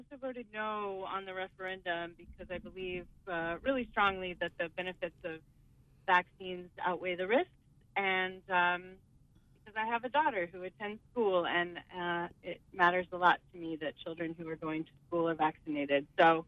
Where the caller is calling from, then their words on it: Bucksport, Maine, United States; I'm calling from Bucksport.